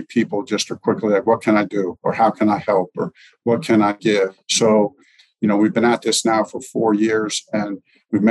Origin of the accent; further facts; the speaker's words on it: Lebanon, Pennsylvania, United States; moved away as an adult; also born or lived in Long Island, New York; now in Indianapolis, United States; was born in Long Island, just lived there for a very short time before my parents moved to Lebanon, PA